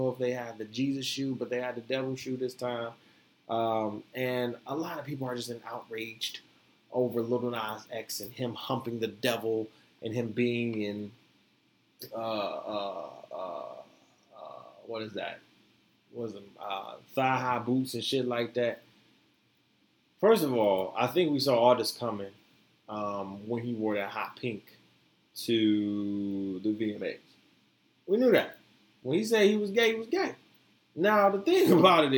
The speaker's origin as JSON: {"language": "English", "region": "the South", "country": "United States", "said": "I'm from the South"}